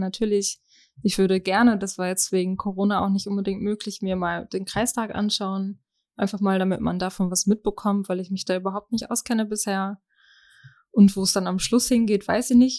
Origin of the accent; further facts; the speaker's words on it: Germany; komme gebürtig aus Schnartwast